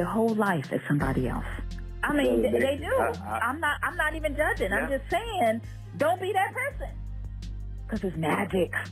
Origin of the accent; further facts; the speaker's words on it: New York City, New York, United States; also born or lived in Jamaica; growing up in Brooklyn